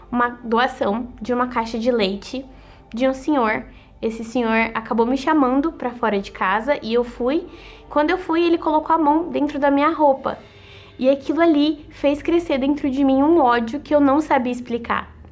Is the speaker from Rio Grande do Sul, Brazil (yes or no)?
no; Osasco, São Paulo, Brazil; born there; eu sou estudante de gestão financeira e nasci em Osasco.